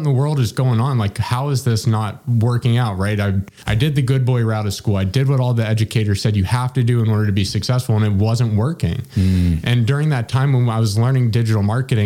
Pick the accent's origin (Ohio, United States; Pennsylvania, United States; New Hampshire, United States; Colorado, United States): Ohio, United States; Cincinnati; born and raised in Cincinnati